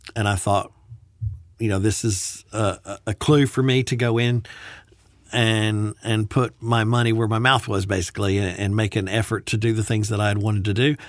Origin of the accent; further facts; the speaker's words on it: Birmingham, Alabama, United States; moved away; a private Baptist university in Alabama, um, in Birmingham where I had grown up